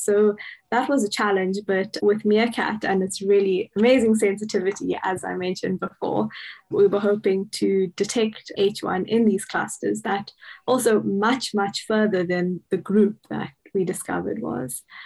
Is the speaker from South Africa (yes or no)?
yes; Cape Town, Western Cape, South Africa; moved away as an adult; also born or lived in Pretoria, South Africa; now in Bonn, Germany; I'm originally from Cape Town in South Africa